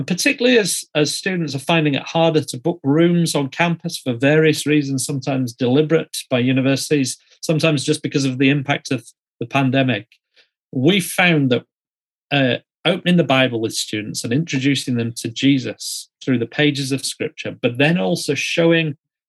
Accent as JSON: {"language": "English", "country": "New Zealand", "said": "I often say to people, I'm from New Zealand, and people around the world say, oh, Lord of the Rings."}